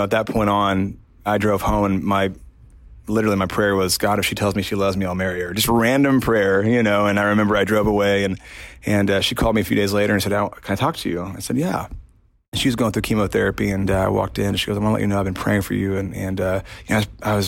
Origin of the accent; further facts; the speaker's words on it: Indiana, United States; I'm from Indiana